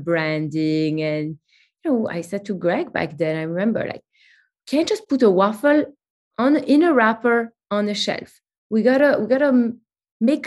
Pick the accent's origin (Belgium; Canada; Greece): Belgium; Antwerp, Flanders; moved away as an adult; also born or lived in Brooklyn, New York; now in New York, United States; I'm originally from Belgium, from a city called Antwerp